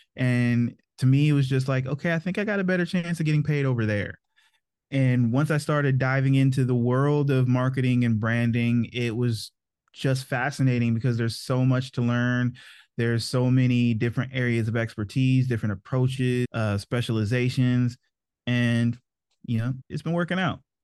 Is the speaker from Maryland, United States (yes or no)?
yes; Maryland, United States; also born or lived in North Carolina; I grew up in Maryland mostly. My parents were in the Army when I was born, so I was actually born in North Carolina, but the majority of my memories were made in Maryland